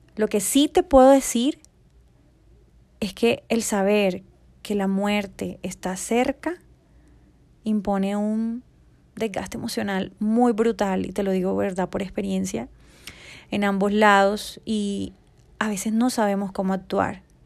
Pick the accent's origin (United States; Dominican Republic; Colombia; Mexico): Colombia; aquí en mi país, Colombia